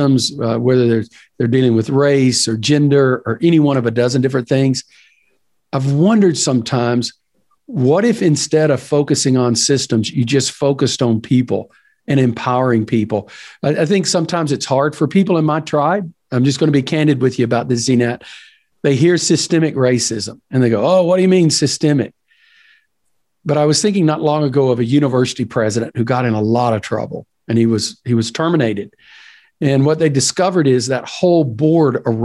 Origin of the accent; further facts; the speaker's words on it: East Texas, United States; I'm from East Texas